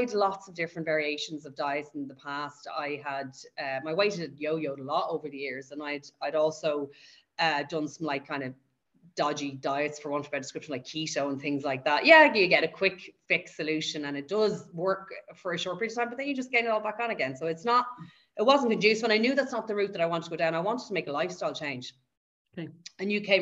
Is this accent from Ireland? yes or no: yes; Dublin, Leinster, Ireland; I live and I've grown up in Dublin. I've been there my whole life.